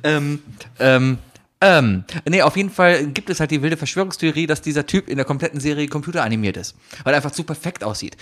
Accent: Germany; als Deutscher

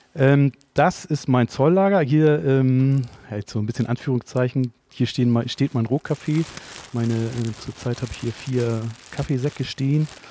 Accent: Cuxhaven, Lower Saxony, Germany; now in Hamburg, Germany; Also ich komme aus Cuxhaven tatsächlich.

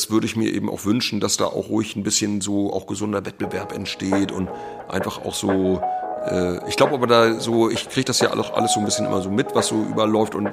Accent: Schleswig-Holstein, Germany; born there; now in Mecklenburg-Vorpommern, Germany; ich bin ja gebürtiger Schleswig-Holsteiner und äh, bin aber äh, ja jetzt inzwischen also viel mehr Jahre meines Lebens hier in MacPom

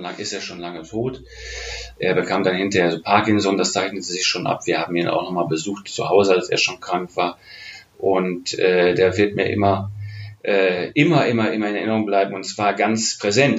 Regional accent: Oberhausen, North Rhine-Westphalia, Germany; also born or lived in The Hague; now in Cologne, Germany; in Oberhausen, das ist mein, mein Geburtsort und die Stadt, in der ich aufgewachsen bin, im westlichen Ruhrgebiet

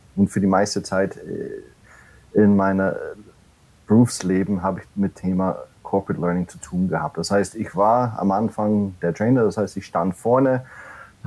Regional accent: New York City, New York, United States; German is a second language; moved away as an adult; now in Germany; ich komme nicht ursprünglich aus Deutschland. Äh, ich bin gebürtiger Amerikaner in der Großstadt New York City und wohne seit oder lebe seit elf Jahren jetzt in Deutschland

